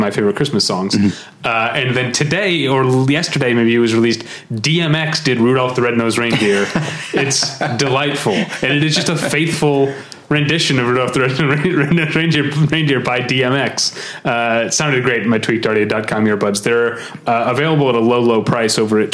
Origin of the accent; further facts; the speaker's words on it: St. Louis, Missouri, United States; now in Los Angeles, United States; I grew up in St. Louis, Missouri